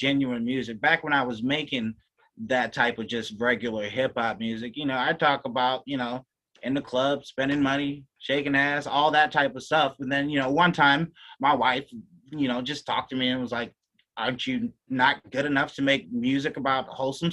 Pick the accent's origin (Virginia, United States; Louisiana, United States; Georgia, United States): Louisiana, United States; I'm from Louisiana, too, way down south